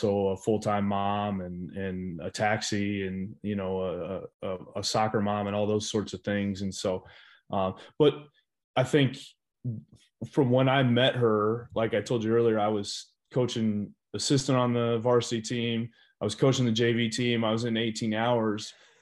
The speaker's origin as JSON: {"language": "English", "town": "Oskaloosa", "region": "Iowa", "country": "United States", "tie": "born or raised there", "also_born_or_lived": "Temple, Texas", "moved": "as an adult", "lives_now": "Fargo, United States", "said": "I grew up in Oskaloosa"}